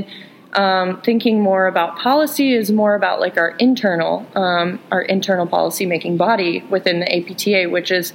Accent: Kansas, United States; I come from Kansas, where some family friends drive 100 miles to go see a physical therapist.

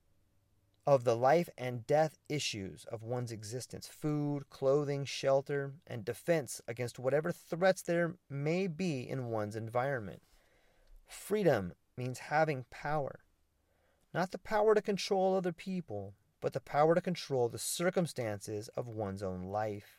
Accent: United States; also born or lived in Mexico; as an American

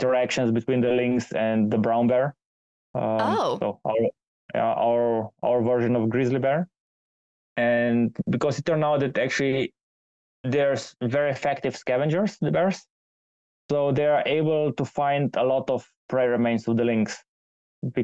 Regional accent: Slovenia; moved away; back in my home country in Slovenia

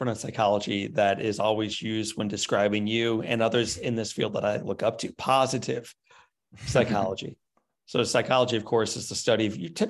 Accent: California, United States; learned a little bit about parenting and professorship and other roles and responsibilities as a kid growing up in California.

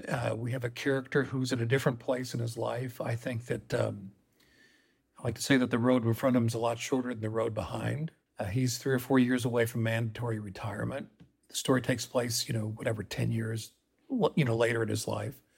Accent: Colorado, United States; I grew up in Colorado

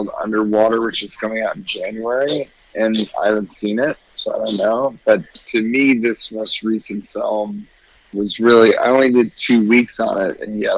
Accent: Denver, Colorado, United States; now in New York, United States; I'm from Denver, Colorado

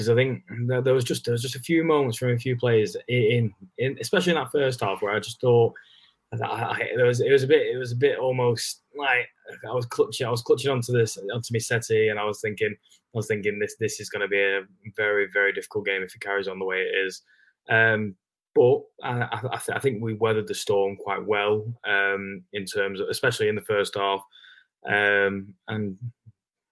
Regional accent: Blackpool, North West England, United Kingdom; I'm from Blackpool, so, you know, Pleasure Beach, theme parks

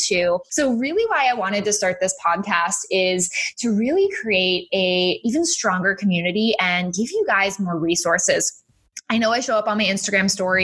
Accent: Massachusetts, United States; moved away as an adult; also born or lived in Florida; I was born and raised in Massachusetts.

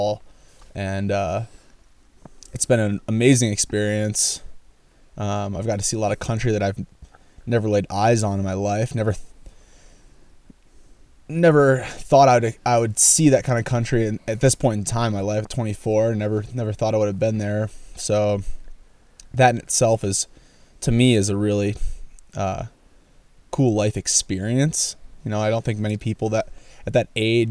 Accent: upstate New York, United States; moved away as an adult; now in Oregon, United States; growing up in New York, upstate New York

